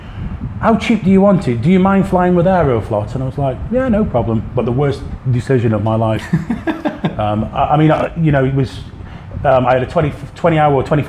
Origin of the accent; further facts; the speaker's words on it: Stoke-on-Trent, West Midlands, United Kingdom; moved away as an adult; now in Pattaya, Thailand; I was born in Stoke-on-Trent